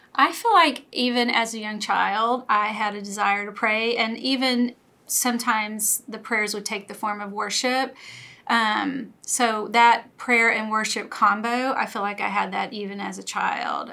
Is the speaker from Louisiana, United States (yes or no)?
yes; Louisiana, United States; moved away as an adult; I grew up in Louisiana uh, lived there all of my life until we moved here about 11 years ago